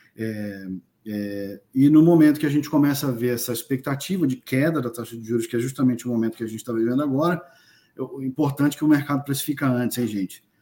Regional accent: Brazil; moved away; sou brasileiro, obviamente, moro fora do Brasil já há algum tempo

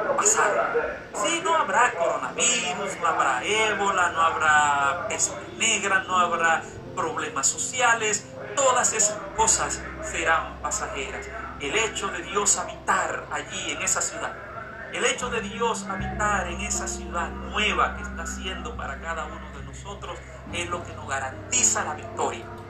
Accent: Dominican Republic; en mi cédula dice que soy dominicano

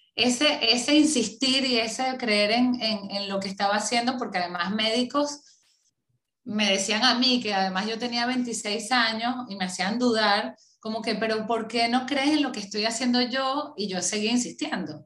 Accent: Venezuela; moved away as an adult; tocó como muchísimos venezolanos eh, salir a empezar desde cero en otro país

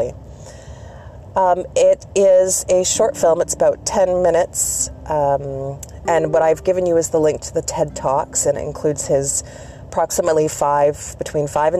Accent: Canada; I'm Canadian

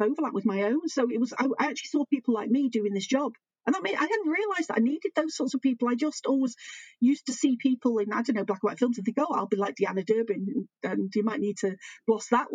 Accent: Manchester, North West England, United Kingdom; moved away as an adult; also born or lived in Leeds; I grew up in Manchester

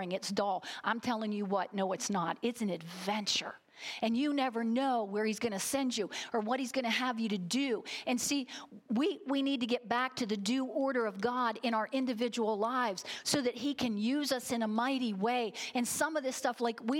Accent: United States; American Christians

